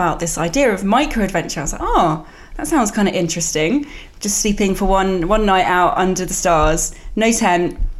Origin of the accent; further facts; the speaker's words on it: near Cambridge, East of England, United Kingdom; I grew up near Cambridge